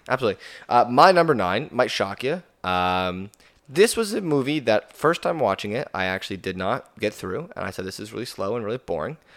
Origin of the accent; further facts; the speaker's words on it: Canada; as a Canadian